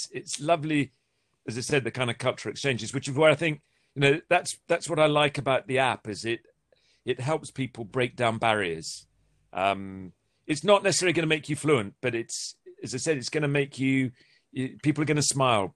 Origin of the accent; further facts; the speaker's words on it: England, United Kingdom; being English